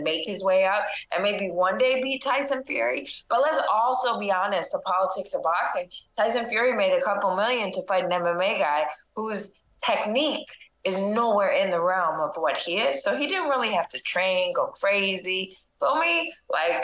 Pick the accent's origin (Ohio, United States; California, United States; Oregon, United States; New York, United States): New York, United States; I'm from New York